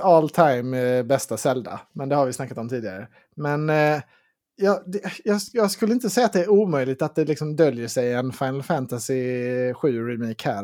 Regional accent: Sweden; vi svenskar

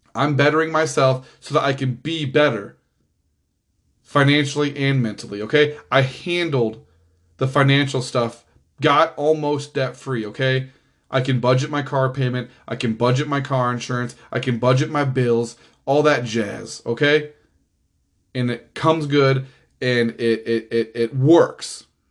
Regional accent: Kansas City, Missouri, United States; now in Overland Park, United States; I grew up in Missouri. I only live in Kansas because it's right there

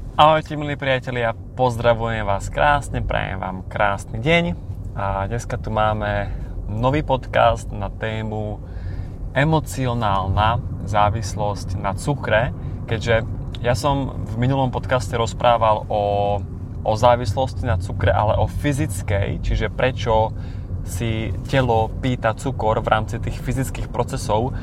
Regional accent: Košice, Košice Region, Slovakia; Pochádzam z východného Slovenska z malého mesta menom Košice

